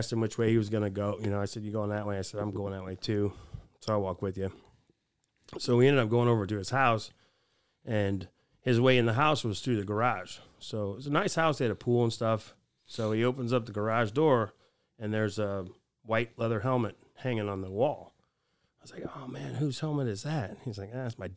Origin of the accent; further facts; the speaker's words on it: Fort Wayne, Indiana, United States; also born or lived in Valparaiso, Indiana; I grew up in Fort Wayne. I grew up in the city